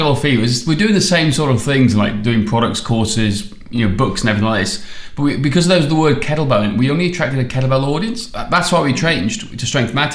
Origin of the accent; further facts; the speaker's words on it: Welsh, Wales, United Kingdom; now in Australia; I'm Welsh